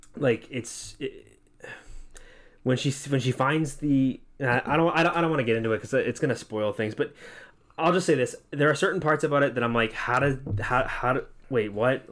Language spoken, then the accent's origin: English; Massachusetts, United States; moved away as an adult; now in Central Florida, United States; we come from Massachusetts. We only, we, our town we both kinda grew up